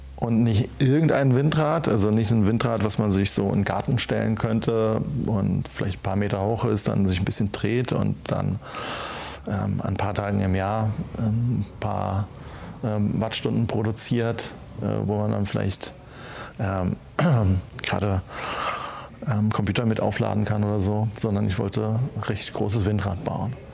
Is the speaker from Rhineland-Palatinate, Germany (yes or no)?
yes; Schneebergerhof, Rhineland-Palatinate, Germany; auf dem Schneeberger Hof, äh, meinem Heimatort